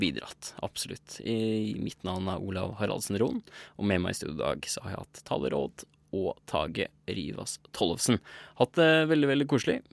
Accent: Oppland, Innlandet, Norway; altså jeg er jo fra Oppland.

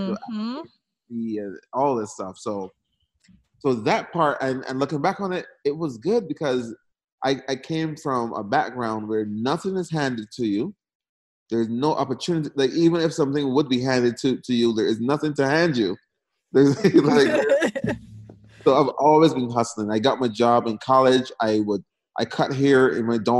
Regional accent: Barbados; moved away as an adult; now in United States; I was born and raised in Barbados

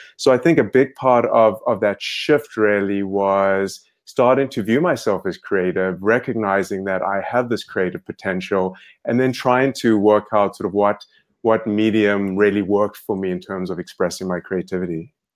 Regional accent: South Africa; moved away; I grew up in South Africa

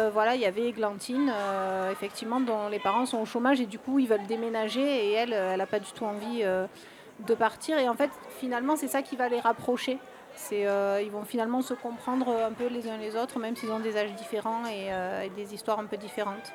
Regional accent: Marseille, Provence-Alpes-Côte d'Azur, France; je suis de Marseille

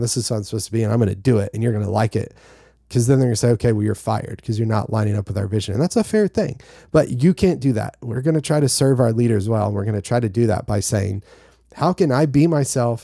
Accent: North Carolina, United States; I'm from North Carolina

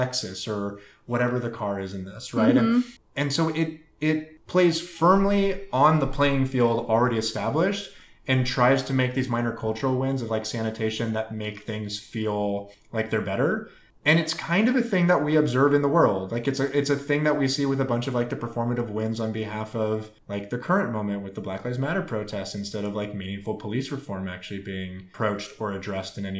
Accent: St. Louis, Missouri, United States; I'm from St. Louis

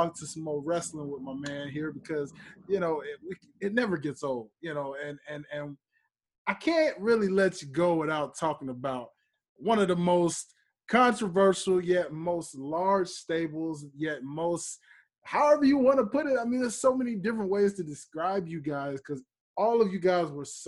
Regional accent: Memphis, Tennessee, United States; now in Atlanta, United States; I'm from Memphis, Tennessee. You know, I reside in Atlanta here, but I'm from Memphis, Tennessee

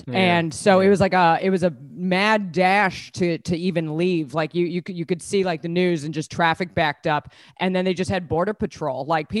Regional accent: New York, United States; moved away as an adult; also born or lived in Australia; now in London, United Kingdom; I'm not from here. I don't know if you can tell. I sound like Al Capone's hooker. I'm from New York, and that's where I've lived the last 15 years. But I got married to an Irish person in Australia

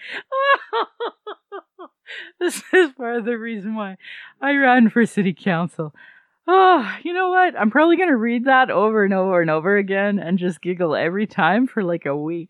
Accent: Calgary, Alberta, Canada; I was born in Calgary

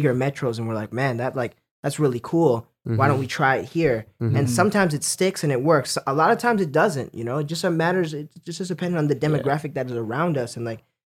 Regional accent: Lethbridge, Alberta, Canada; now in Calgary, Canada; I was born in Lethbridge, Alberta.

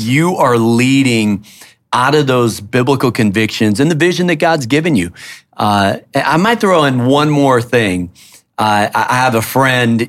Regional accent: Minneapolis, Minnesota, United States; now in Washington, D.C., United States; I was born in Minneapolis

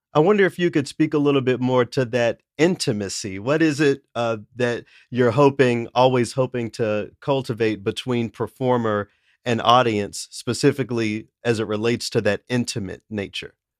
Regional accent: Tennessee, United States; I'm from the South, I'm from Tennessee

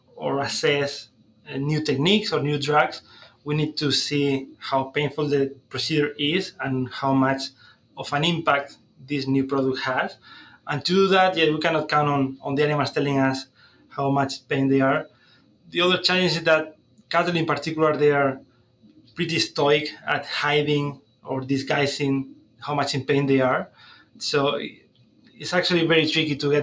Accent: Spain; moved away as an adult; also born or lived in Lethbridge, Canada; now in Saskatoon, Canada; I'm originally from Spain, where I did my vet degree, my master's

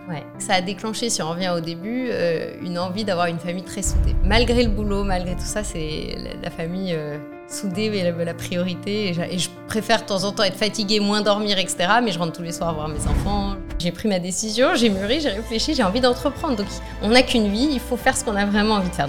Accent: France; je suis née en France. je suis de nationalité franco-autrichienne. Mon papa est d'Autriche

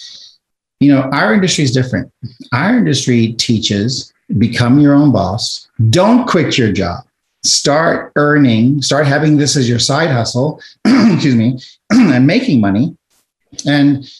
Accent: South Africa; now in United States; I'm an immigrant from South Africa. When we emigrated here to the United States and we left during apartheid in South Africa

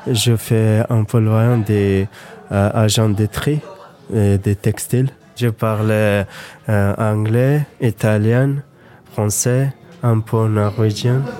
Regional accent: Afghanistan; French is a second language; also born or lived in Norway; now in France; Je viens d'Afghanistan. Euh, depuis 2010, je suis en France.

